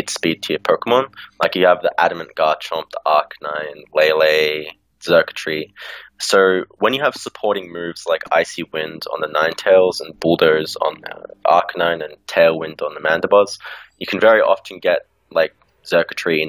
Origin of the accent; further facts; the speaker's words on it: Australia; now in Melbourne, Australia; I'm from Australia. I live in Melbourne